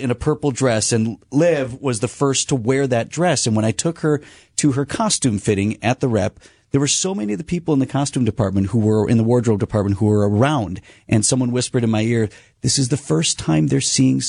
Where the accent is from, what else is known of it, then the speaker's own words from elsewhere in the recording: Milwaukee, Wisconsin, United States; as a person who grew up here